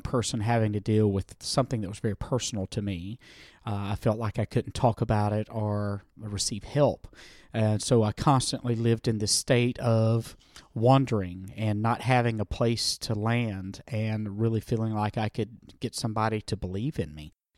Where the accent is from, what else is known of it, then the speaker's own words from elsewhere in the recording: the South, United States; accent: southern; moved away; I was raised in the Christian music world, uh, back i-, in the South, if you can't tell by my accent